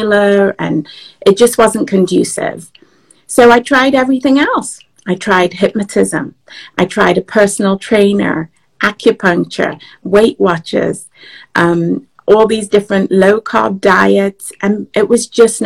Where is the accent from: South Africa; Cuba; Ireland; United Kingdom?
United Kingdom; England; moved away as an adult; also born or lived in Nigeria; now in Washington, D.C., United States; I was born in Nigeria and I grew up in England. So I moved to the US about 20 years ago, in fact, 21 years ago, and I live just outside of Washington, D.C. now